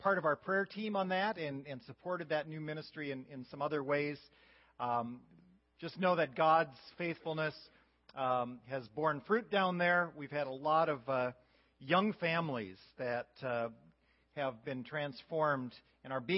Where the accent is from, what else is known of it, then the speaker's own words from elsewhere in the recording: Wisconsin and Minnesota, Midwest, United States; moved away as an adult; now in Clay Center, Kansas, United States; I grew up among Scandinavian dairy farmers in Wisconsin and Minnesota